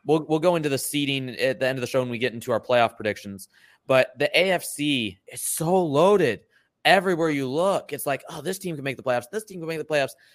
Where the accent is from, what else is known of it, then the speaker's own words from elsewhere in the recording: Michigan, United States; I'm from Michigan